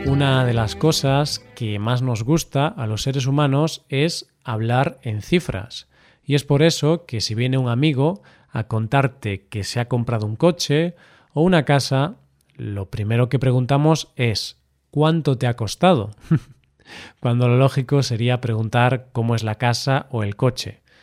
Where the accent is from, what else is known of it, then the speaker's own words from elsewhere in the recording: Galicia, Spain; de mi tierra, Galicia